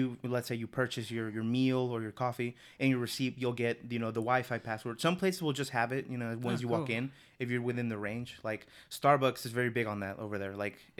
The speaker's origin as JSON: {"language": "English", "region": "North", "country": "Mexico", "said": "So, in Mexico, so I'm, like, from the north of the city, or from the country, rather."}